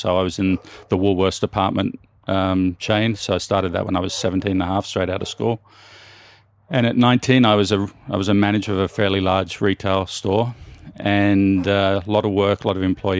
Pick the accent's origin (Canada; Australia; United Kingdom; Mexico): Australia; Turramurra, New South Wales; I grew up in the northern suburbs of Sydney in Australia, a little suburb called Tarramurra. And yeah, we were, you know, lower middle class family. We lived in like a three bedroom fibro home in quite a nice area